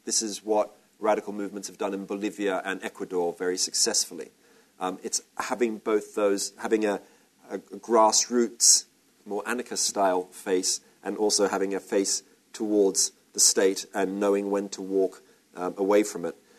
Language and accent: English; Australia; I'm Australian